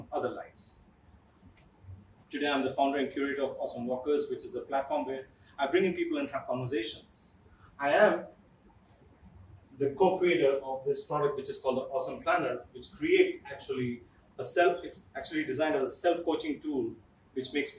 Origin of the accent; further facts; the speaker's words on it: Kerala, India; I am from Kerala